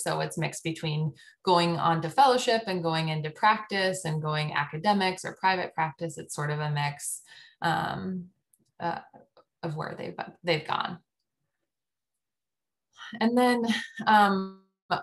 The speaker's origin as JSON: {"language": "English", "region": "Colorado", "country": "United States", "tie": "born or raised there", "also_born_or_lived": "Washington, D.C. / Arizona / Chicago", "moved": "yes", "lives_now": "Cincinnati, United States", "said": "I grew up in Colorado"}